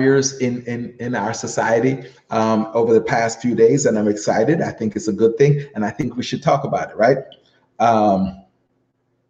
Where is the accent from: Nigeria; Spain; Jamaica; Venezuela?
Jamaica; now in New Jersey, United States; an American of Jamaican birth, also Jamaican, always will be